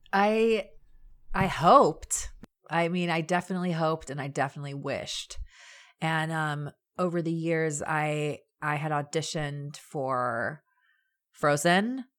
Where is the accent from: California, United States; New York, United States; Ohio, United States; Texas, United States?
California, United States; Anaheim; also born or lived in Orange, California; I born and raised in Orange County in Orange and Anaheim.